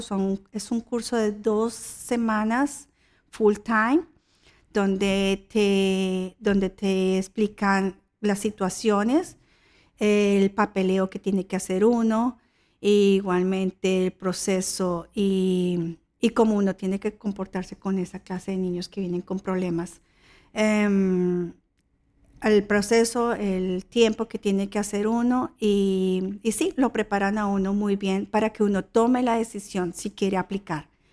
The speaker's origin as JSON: {"language": "Spanish", "country": "Colombia", "moved": "yes", "lives_now": "Australia", "said": "Yo soy colombiana."}